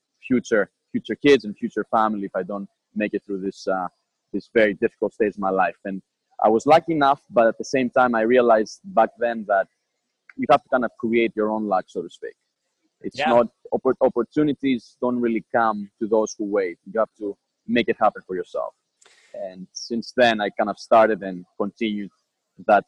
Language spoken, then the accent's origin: English; Athens, Attica, Greece; moved away as an adult; also born or lived in Boston, United States; now in United States; So I am from Athens, Greece. I was born and raised there. I lived there until my 18th year birthday.